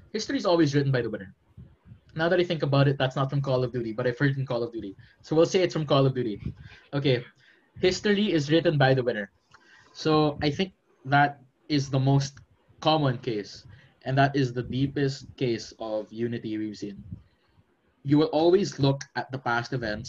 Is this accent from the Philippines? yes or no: yes; Philippines; I'm from the Philippines